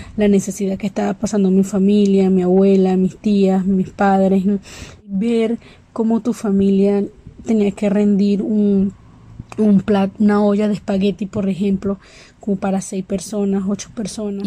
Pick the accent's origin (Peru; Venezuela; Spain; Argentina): Venezuela; moved away as an adult; soy nacionalidad venezolana.